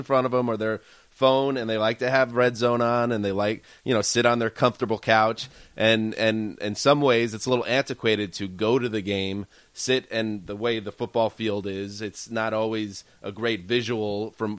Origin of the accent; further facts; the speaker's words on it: New York, United States; moved away as an adult; now in Los Angeles, United States; I grew up in New York and I've been here about 7 years.